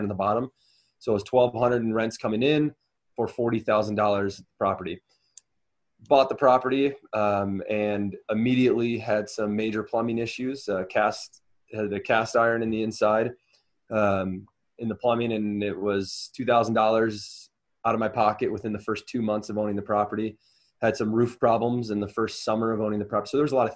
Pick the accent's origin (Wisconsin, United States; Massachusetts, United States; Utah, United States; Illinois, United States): Wisconsin, United States; moved away; I'm originally from Wisconsin